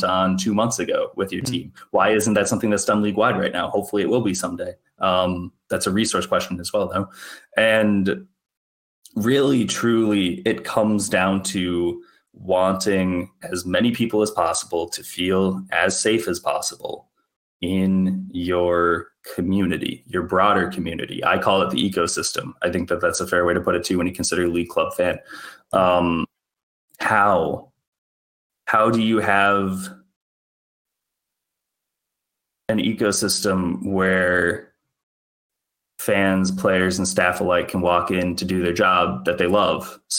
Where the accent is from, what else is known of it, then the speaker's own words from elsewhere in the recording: Minnesota, United States; I'm a Minnesotan through and through